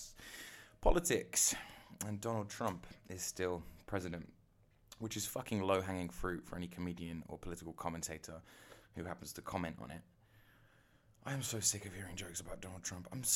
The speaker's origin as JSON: {"language": "English", "region": "England", "country": "United Kingdom", "said": "I'm English"}